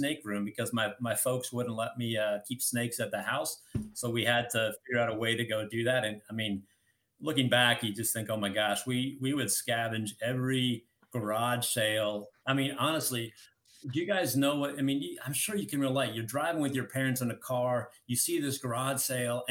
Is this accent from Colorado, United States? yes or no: yes; Colorado, United States; I grew up in Colorado, and I lived in a subdivision